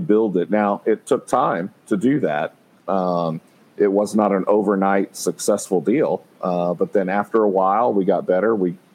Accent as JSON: {"language": "English", "town": "College Station", "region": "Texas", "country": "United States", "tie": "born or raised there", "also_born_or_lived": "Tucson, Arizona", "lives_now": "San Antonio, United States", "said": "I'm from Texas. I grew up in College Station, went to school at A&M"}